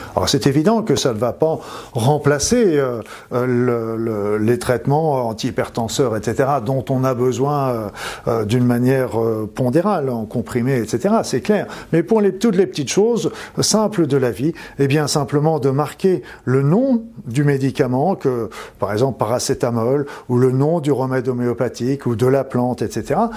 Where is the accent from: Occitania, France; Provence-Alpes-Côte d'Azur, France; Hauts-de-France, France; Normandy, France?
Normandy, France; je suis normand